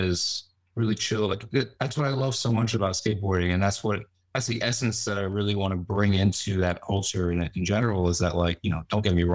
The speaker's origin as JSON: {"language": "English", "area": "Westchester", "region": "New York", "country": "United States", "tie": "born or raised there", "also_born_or_lived": "Fairfield County, Connecticut", "lives_now": "New York City, United States", "said": "I was born here. I grew up in Westchester and then moved to Connecticut when I was a little older."}